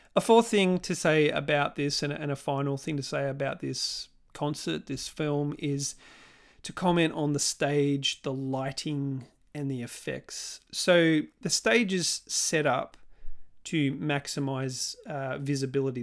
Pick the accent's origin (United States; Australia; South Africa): Australia; Melbourne, Victoria; my hometown of Melbourne